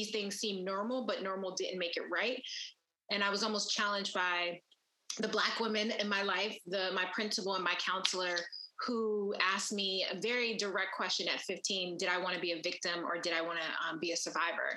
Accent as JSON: {"language": "English", "town": "Philadelphia", "region": "Pennsylvania", "country": "United States", "tie": "born or raised there", "said": "I grew up in West Philadelphia"}